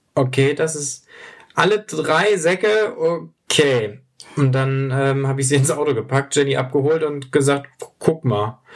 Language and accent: German; Hamburg, Germany; wir kommen beide aus Hamburg